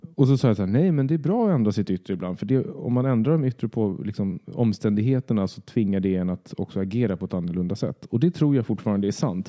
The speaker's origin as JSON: {"language": "Swedish", "town": "Södertälje", "region": "Stockholm County", "country": "Sweden", "tie": "born or raised there", "moved": "yes", "said": "flytta från, först från Södertälje, där jag är uppvuxen, till Stockholm."}